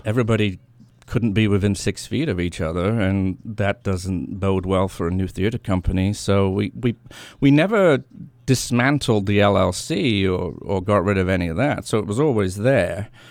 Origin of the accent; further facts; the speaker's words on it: England, United Kingdom; also born or lived in Washington, D.C. area, United States; now in New Hampshire, United States; I grew up in England